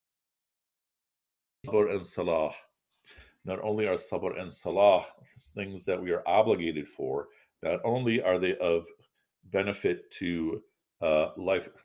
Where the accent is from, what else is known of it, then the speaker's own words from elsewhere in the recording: Chicago, Illinois, United States; I'm from Chicago